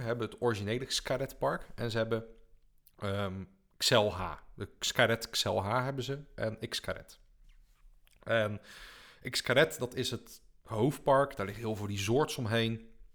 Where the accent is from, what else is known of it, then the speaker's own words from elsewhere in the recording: Netherlands; als Nederlander